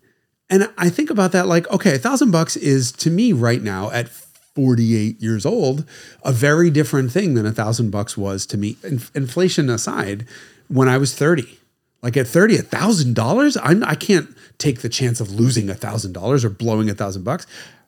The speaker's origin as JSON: {"language": "English", "region": "New York", "country": "United States", "said": "I remember laughing because I'm from New York, right?"}